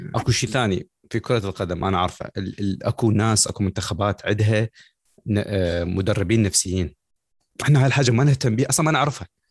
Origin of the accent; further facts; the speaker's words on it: Iraq; now in United States; انا كعراقي